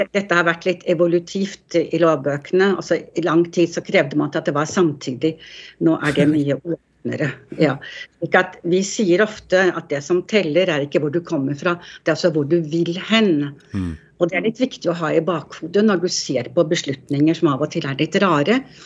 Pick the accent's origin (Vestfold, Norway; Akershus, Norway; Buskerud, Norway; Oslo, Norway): Oslo, Norway; moved away; når jeg vokste opp, det var i Markveien 1, helt på toppen av Grünerløkka